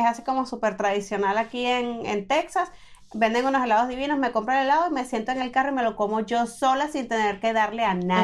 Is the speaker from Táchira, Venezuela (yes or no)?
no; Maturín, Monagas, Venezuela; yo soy de Maturín, al oriente, al nororiente de Venezuela.